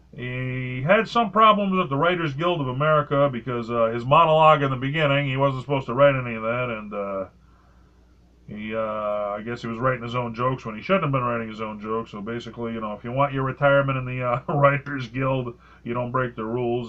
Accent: New England, United States; I'm I'm I'm from New England

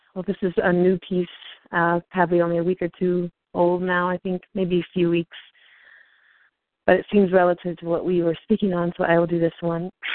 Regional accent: Iowa, United States; moved away; also born or lived in Minnesota / Arkansas; I was born in Iowa. I lived in Minnesota for five years

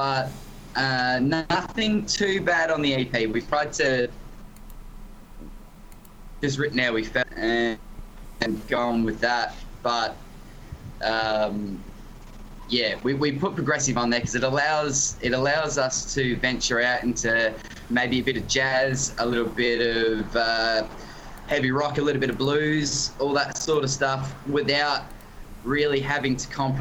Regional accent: Australia; accent: thick Aussie; I'm born and raised in Australia

